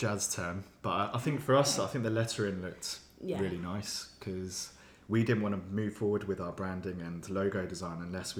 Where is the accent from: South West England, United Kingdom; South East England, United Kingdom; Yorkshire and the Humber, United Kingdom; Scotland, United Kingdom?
South East England, United Kingdom; Kent; now in London, United Kingdom; I'm originally from Kent.